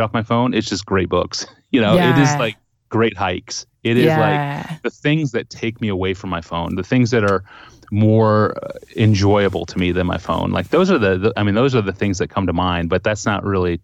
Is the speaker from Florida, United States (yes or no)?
no; Nebraska, United States; now in Minnesota, United States; I grew up in Nebraska